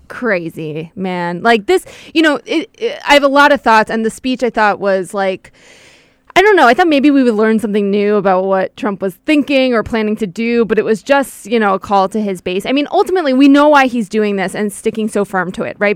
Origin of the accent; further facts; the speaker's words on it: Westchester County, New York, United States; about ten minutes from where I grew up